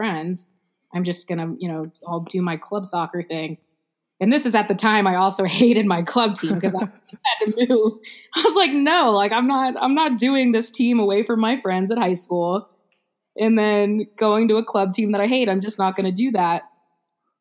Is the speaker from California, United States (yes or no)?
no; Houston, Texas, United States; I'm from South Houston, and Challenge was all the way on the north side